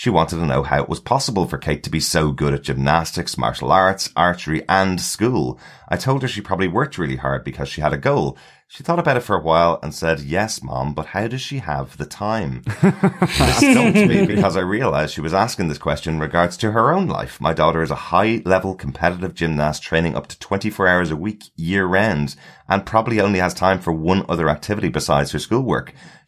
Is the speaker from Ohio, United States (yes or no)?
no; New York City, New York, United States; now in North Carolina, United States; Although I live in North Carolina now, I grew up in New York City